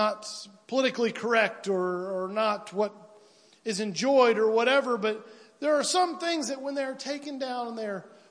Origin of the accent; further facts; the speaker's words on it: United States; where I'm from roughly from Piedmont to Williamsville